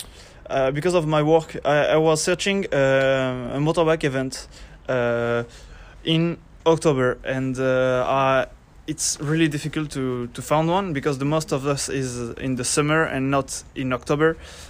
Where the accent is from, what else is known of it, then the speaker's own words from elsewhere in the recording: Basque Country, Spain; English is a second language; now in Pau, France; I'm 22 years old. I'm from Basque Country.